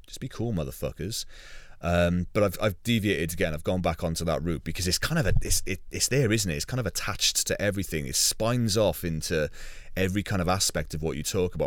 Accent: United Kingdom; being British

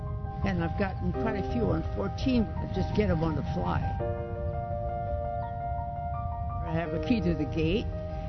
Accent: San Jose, California, United States; I was born here in San Jose. And I live right on the practically number 2 hole on the golf course.

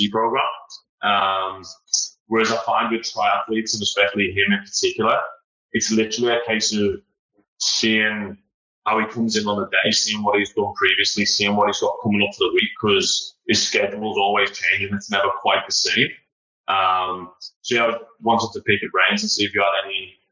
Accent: Liverpool, North West England, United Kingdom

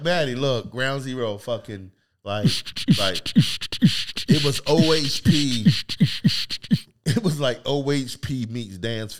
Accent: Virginia, United States; moved away as an adult; also born or lived in Wisconsin / Minnesota / Phoenix, Arizona; now in Oregon, United States; I born and raised in Virginia.

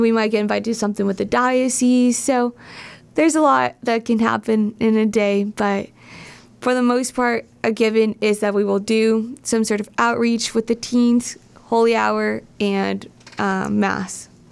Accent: Southern California, United States; also born or lived in Steubenville, Ohio / Toledo, Ohio; now in Cleveland, United States; I'm from Southern California, but I consider myself a Midwestern girl at heart.

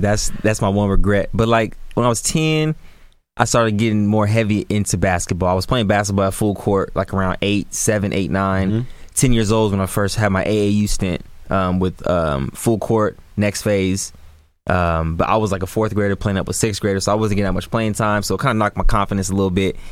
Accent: Sacramento, California, United States; born and raised in Sacramento, California, man. Green Haven, South Sacramento area

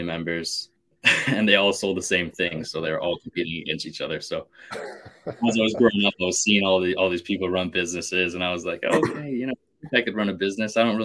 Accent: Calgary, Alberta, Canada; born and raised in Calgary, Alberta, Canada

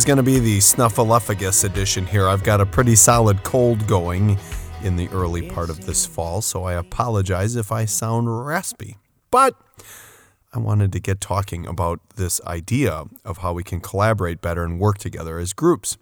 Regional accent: Port Washington, Wisconsin, United States; a city overlooking Lake Michigan, my hometown of Port Washington.

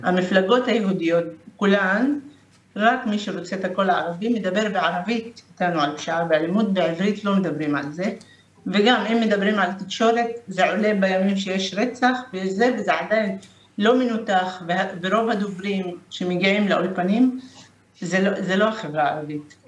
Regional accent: Lod, Central District, Israel; אני מלוד

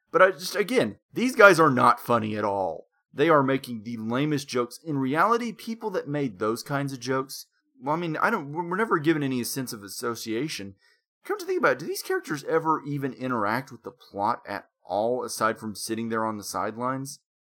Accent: Conway, Arkansas, United States; Conway is at this point a main city.

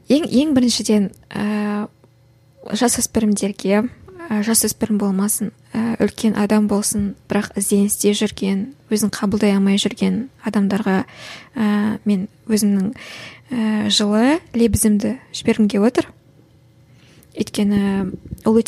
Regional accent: Kazakhstan

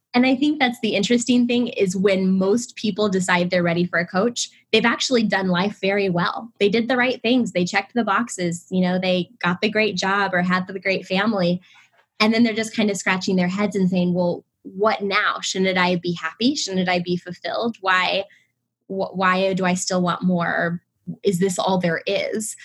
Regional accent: Illinois, United States; moved away as an adult; also born or lived in Indianapolis, Indiana; now in Los Angeles, United States; I was born and raised in the Midwest in Illinois.

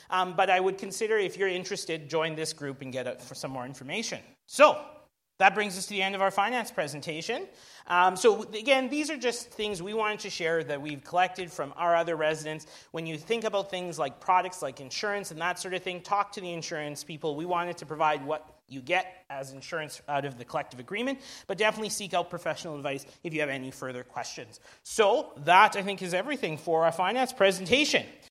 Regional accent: Alberta, Canada; now in Vancouver, Canada; I'm from Alberta

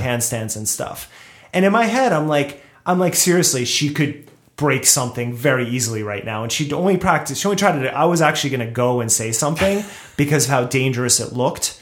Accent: New Jersey, United States; moved away as an adult; also born or lived in Brooklyn, New York; now in Los Angeles, United States; I grew up in Jersey

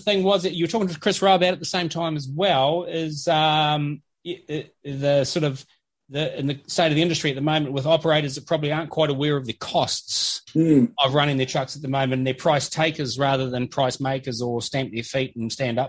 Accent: New Zealand; as a New Zealander

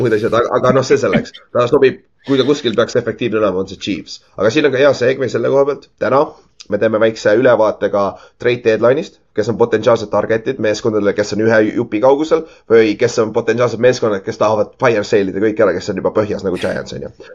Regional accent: Estonia; minu teada ma olen esimene eestlane, kes üldse mängis GFL ühes

